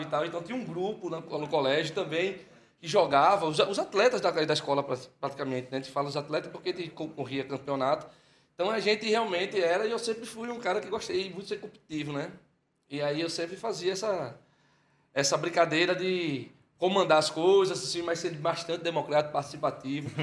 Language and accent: Portuguese; Olinda, Pernambuco, Brazil; also born or lived in Fortaleza; nasci lá. Aos sete anos de idade ele se aposentou, quando tive sete anos de idade ele se aposentou e voltou para cá, para Recife. E aí eu vim junto. E quando chegou, se instalou logo em Olinda